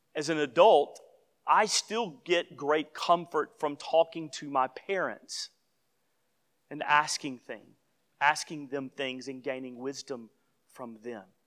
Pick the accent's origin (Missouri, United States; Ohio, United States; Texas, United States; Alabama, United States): Alabama, United States; Gadsden; moved away; I was home not too many months ago in my hometown